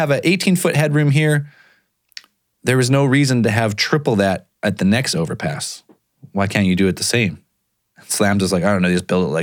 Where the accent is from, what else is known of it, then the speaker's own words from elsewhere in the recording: Canada; No, sorry. I'm Canadian.